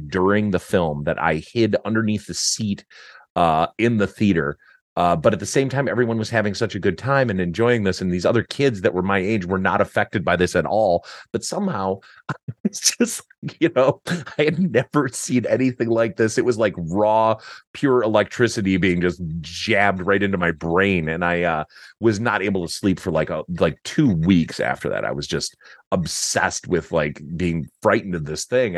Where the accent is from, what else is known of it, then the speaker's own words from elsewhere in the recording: Detroit, Michigan, United States; We grew up in Detroit